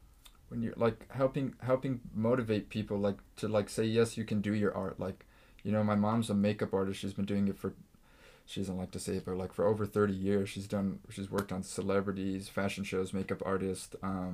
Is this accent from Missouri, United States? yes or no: no; Eagle Rock, California, United States; I was blessed because I grew up in Eagle Rock, and it's very diverse, multicultural, a lot of Hispanics and Asians and African-Americans